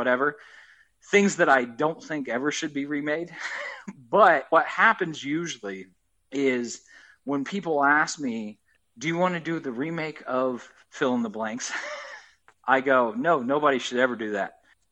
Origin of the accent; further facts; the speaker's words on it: Farmland, Indiana, United States; I grew up in Farmland, Indiana, which is a – really, really small town